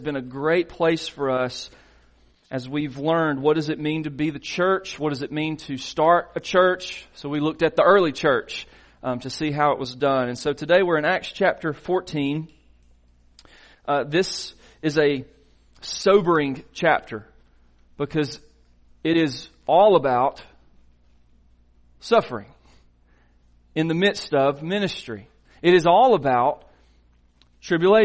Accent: Silver Creek, Georgia, United States; Mitch and I grew up in Silver Creek.

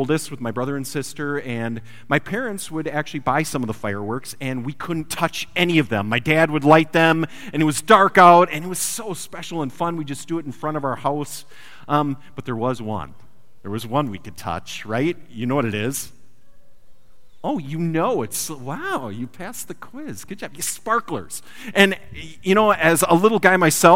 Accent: Wisconsin, United States; moved away; I come from Wisconsin

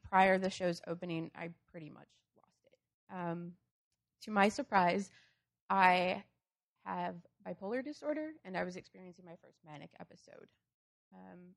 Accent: Wisconsin, United States; moved away as an adult; now in Urbana-Champaign, United States; I grew up in Wisconsin

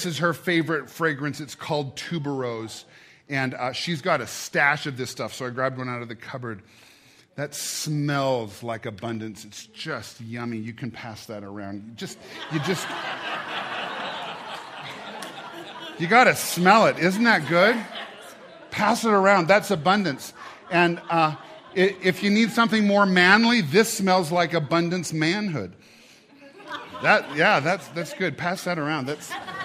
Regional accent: United States; I'm an American

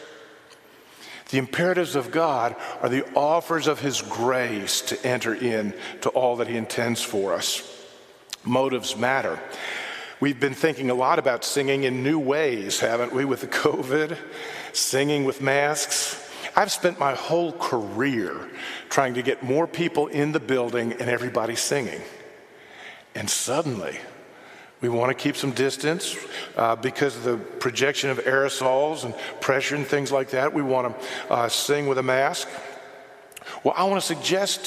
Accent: United States; I'm an American

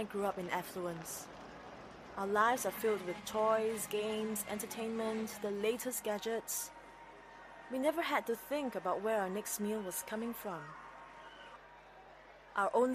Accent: Singapore; I was born in Singapore.

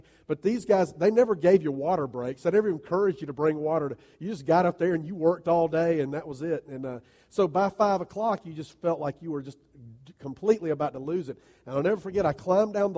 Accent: United States; as American followers of Jesus

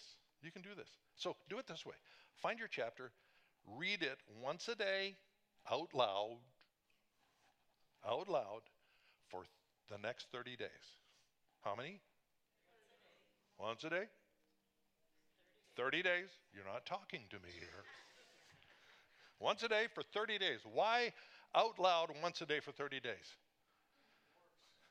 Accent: British Columbia, Canada; moved away; we were in British Columbia in my hometown

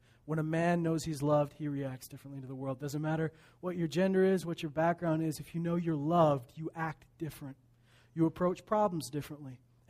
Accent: Meadow Lake, Saskatchewan, Canada; born there; I was born in Meadow Lake, Saskatchewan.

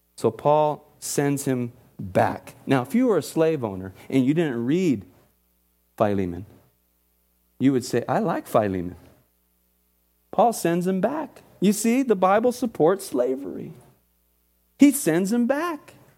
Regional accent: Oxnard, California, United States; I grew up in Oxnard Urban Church.

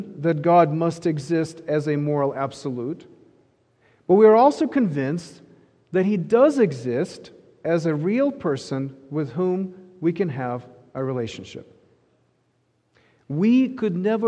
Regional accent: Ukraine; moved away; I grew up in Ukraine

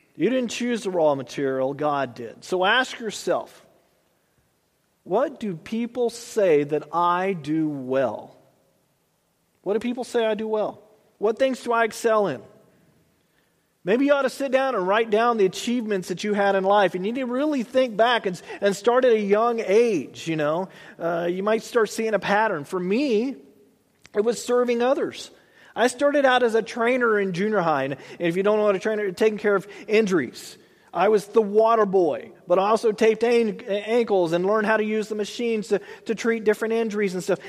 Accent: Texas, United States; moved away as an adult; now in Tulare, United States; I grew up in Texas

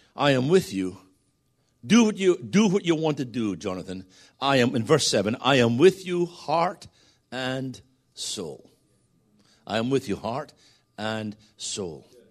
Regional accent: Scotland, United Kingdom; I'm a Scotsman

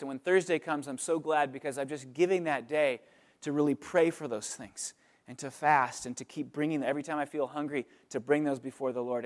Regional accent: California, United States; also born or lived in Pennsylvania; now in Oakland, United States; we're from California originally

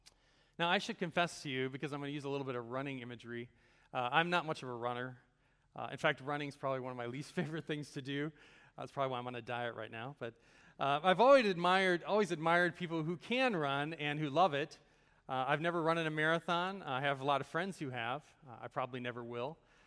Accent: Chicago, Illinois, United States; I'm originally from the Chicago area. Is anyone here from that area as well? I don't know. Okay, a few of you maybe. So I grew up in kind of the world of Chicago sports.

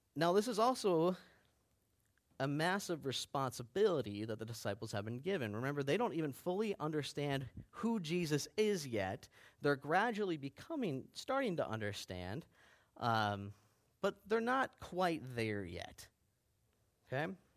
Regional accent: Baxter, Minnesota, United States; I grew up in Baxter.

